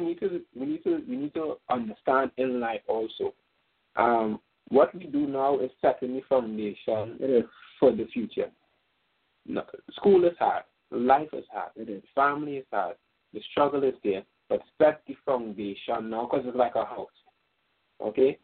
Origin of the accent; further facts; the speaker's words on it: Trinidad & Tobago; moved away as an adult; now in United States; I'm from Trinidad and Tobago.